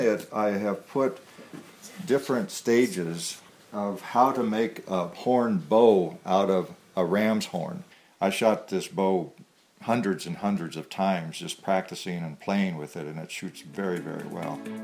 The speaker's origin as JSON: {"language": "English", "town": "Colorado Springs", "region": "Colorado", "country": "United States", "tie": "born or raised there", "moved": "as an adult", "lives_now": "Wyoming, United States", "said": "was born in Colorado Springs at, at the foot of 14,110 feet, Pikes Peak"}